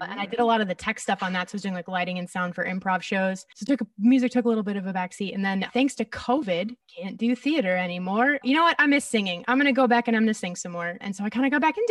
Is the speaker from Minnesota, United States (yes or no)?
no; Chicago, Illinois, United States; moved away as an adult; also born or lived in Cleveland, Ohio; I'm from the northern suburbs of Chicago originally